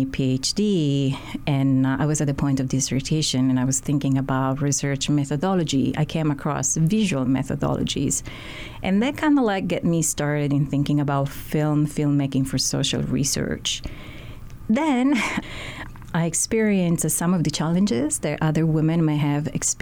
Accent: Sicily, Italy; also born or lived in Baltimore; now in Honolulu, United States; I'm originally from Sicily, from Italy.

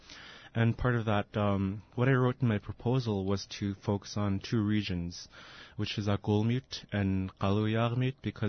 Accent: Kasigluk and Tununak, Alaska, United States; I'm from Kasigaluk and Dununuk.

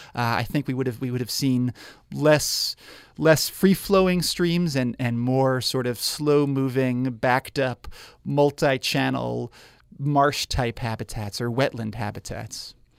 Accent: New York, United States; now in Spokane, United States; I grew up in New York

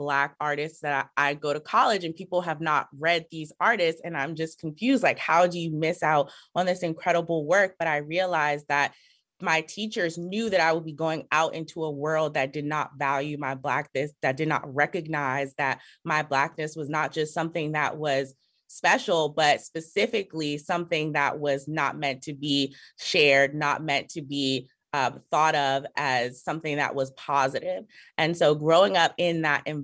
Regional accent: Prince George's County, Maryland, United States; I am originally from Prince George's County, Maryland, which is a suburb outside of Washington, D.C., born and raised here.

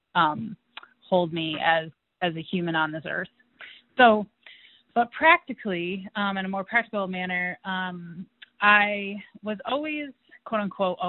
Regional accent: Western Massachusetts, United States; now in Fort Collins, United States; I grew up in Western Massachusetts in a family that included dairy farmers and vegetable growers

